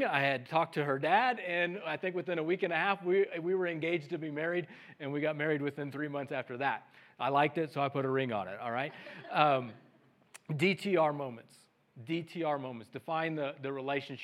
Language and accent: English; Missouri, United States; I'm from Missouri, the show me state